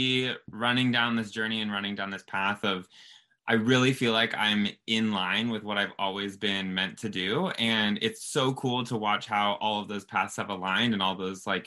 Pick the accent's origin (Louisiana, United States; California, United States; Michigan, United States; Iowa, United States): California, United States; Southern; I grew up in Southern California, and growing up a kid down here